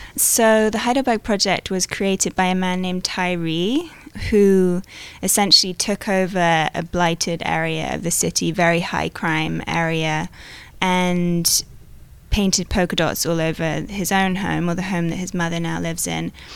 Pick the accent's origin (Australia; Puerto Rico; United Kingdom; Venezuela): United Kingdom; I'm British